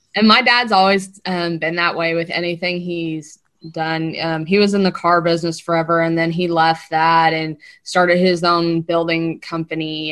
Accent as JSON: {"language": "English", "town": "Lexington", "region": "Kentucky", "country": "United States", "tie": "born or raised there", "moved": "as an adult", "lives_now": "Nashville, United States", "said": "born and raised in Lexington, Kentucky"}